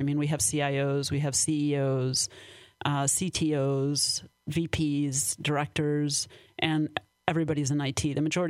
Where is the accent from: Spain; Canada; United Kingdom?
Spain; born there; also born or lived in Mexico; So, well, I'm half Danish, half Syrian, but I was born in Spain, and I lived in Mexico, too.